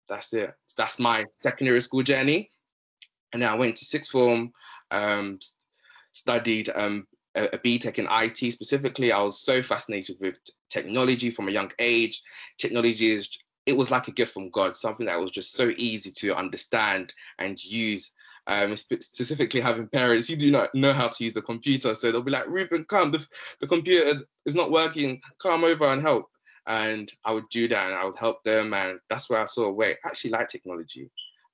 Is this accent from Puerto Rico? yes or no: no; London, United Kingdom; also born or lived in Democratic Republic of the Congo; I'm 24 years old, from London, specifically South London, specifically. I'm originally from the Democratic Republic of Congo.